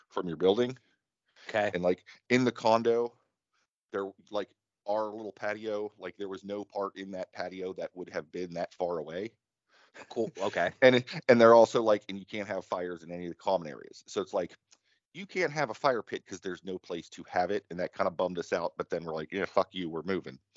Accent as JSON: {"language": "English", "country": "United States"}